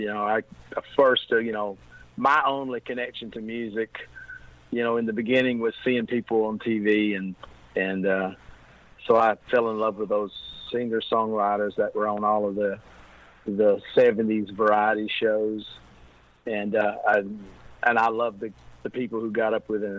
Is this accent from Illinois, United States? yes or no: no; Tennessee, United States; moved away as an adult; now in Heber Springs, United States; I am from Tennessee